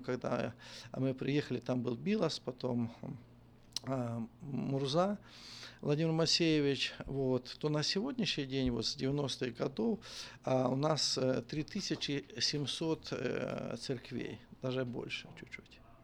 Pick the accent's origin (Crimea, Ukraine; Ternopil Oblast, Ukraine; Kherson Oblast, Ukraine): Ternopil Oblast, Ukraine; moved away as an adult; now in Volgograd, Russia; я родился на Украине, есть город такой Тернополь, в Тернопольской области, село Иванковцы